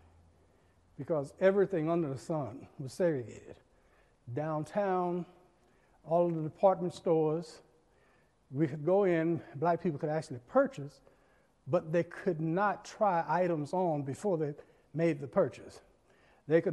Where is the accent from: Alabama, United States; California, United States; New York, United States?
Alabama, United States; Birmingham; when I was here growing up in Birmingham